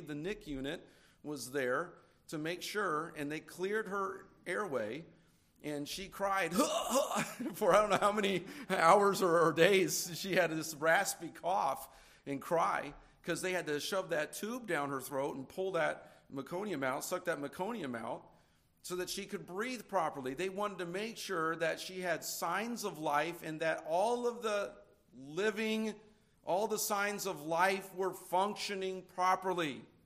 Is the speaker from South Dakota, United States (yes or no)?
no; California, United States; now in Indiana, United States; I'm from California